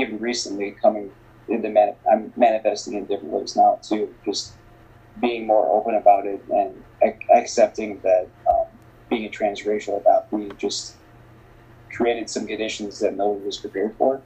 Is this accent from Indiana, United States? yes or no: yes; Northwest Indiana, United States; moved away as an adult; also born or lived in Bogota, Colombia; now in Minneapolis, United States; I was raised in the United, in Northwest Indiana specifically